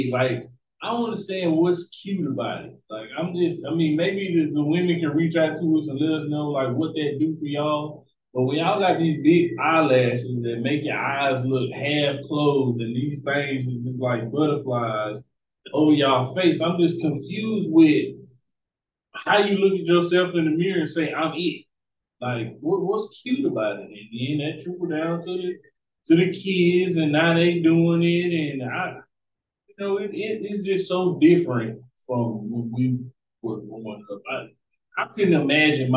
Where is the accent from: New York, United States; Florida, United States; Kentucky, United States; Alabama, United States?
Alabama, United States; also born or lived in Houston, Texas; I grew up in Alabama.